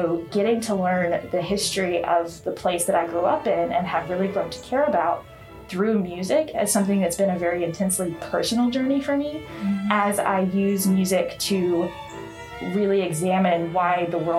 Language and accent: English; Anniston, Alabama, United States; I was raised in Anniston, Alabama